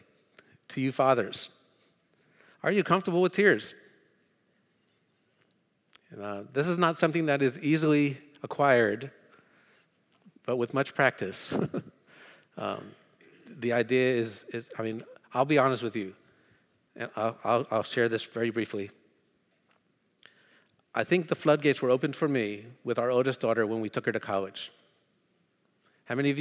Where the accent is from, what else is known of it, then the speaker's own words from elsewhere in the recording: New Jersey, United States; moved away as an adult; also born or lived in Thailand / Hong Kong / Hanover, Pennsylvania; I'm from North Jersey